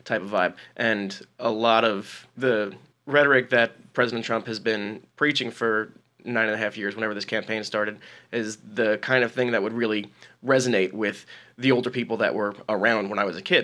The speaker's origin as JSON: {"language": "English", "region": "New Jersey", "country": "United States", "tie": "born or raised there", "said": "I grew up in New Jersey"}